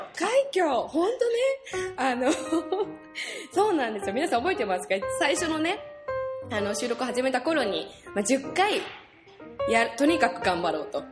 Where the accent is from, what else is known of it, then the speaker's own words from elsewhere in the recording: Tokorozawa, Saitama, Japan; moved away; also born or lived in Sayama; 所沢という場所でですね、あの、私が本当に生まれ育った街なんですけれども